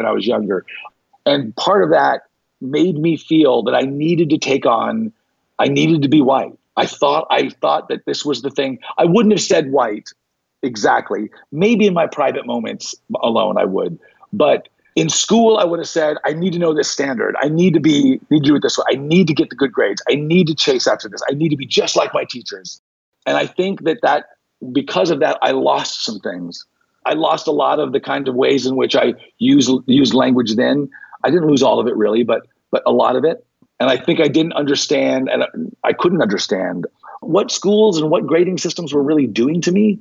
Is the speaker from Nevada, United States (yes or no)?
yes; North Las Vegas, Nevada, United States; I grew up in North Las Vegas, which was African-American ghetto.